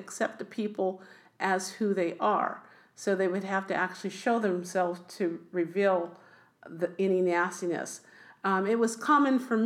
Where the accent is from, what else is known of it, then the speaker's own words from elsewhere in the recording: Oakland, California, United States; also born or lived in Berkeley, California; we moved to Oakland, California. In Oakland, I was raised in first a kind of a mixed neighborhood